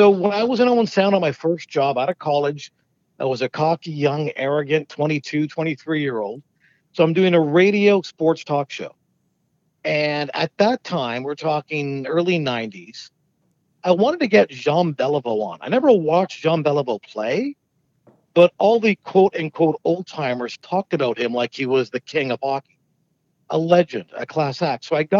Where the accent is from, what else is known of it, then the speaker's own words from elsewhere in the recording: London, United Kingdom; I was born in London, grew up in London.